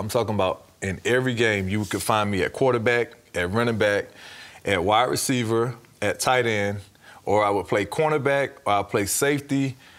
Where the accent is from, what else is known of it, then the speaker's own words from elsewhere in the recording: Shellman, Georgia, United States; just growing up in Shelman, Georgia, small town, everybody knows everybody.